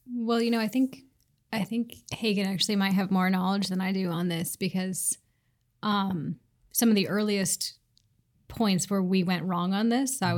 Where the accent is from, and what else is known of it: Seattle, Washington, United States; born or raised there